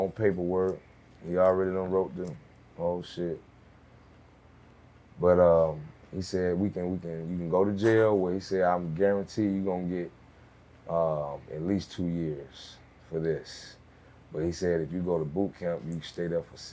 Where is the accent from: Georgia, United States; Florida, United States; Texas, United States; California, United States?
Georgia, United States; Atlanta; I'm from real Atlanta